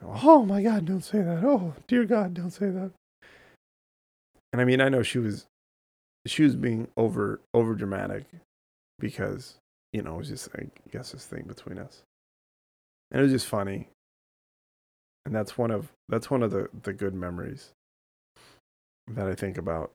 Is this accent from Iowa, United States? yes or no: no; Southern California, United States; we grew up in California, in Southern California